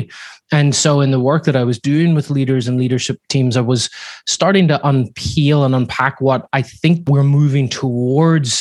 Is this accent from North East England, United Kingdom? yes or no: no; Belfast, Northern Ireland, United Kingdom; now in Laguna Beach, United States; I grew up in a household where my father, back in Northern Ireland, I'm sure you can hear from my accent, it's not from Laguna Beach where I live now, but back whenever I was living in Belfast